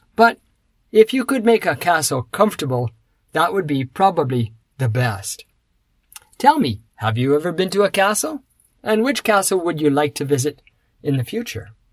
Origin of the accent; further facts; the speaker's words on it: Canada; now in Osaka, Japan; I come from Canada